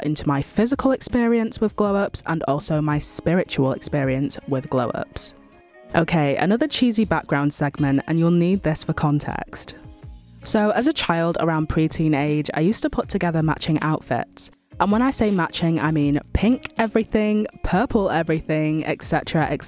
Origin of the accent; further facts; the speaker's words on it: Manchester, North West England, United Kingdom; born and raised in Manchester, UK